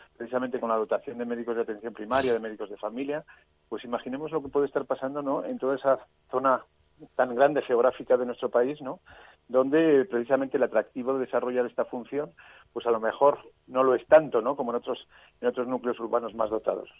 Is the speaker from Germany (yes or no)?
no; Zaragoza, Aragon, Spain; en Zaragoza, en mi tierra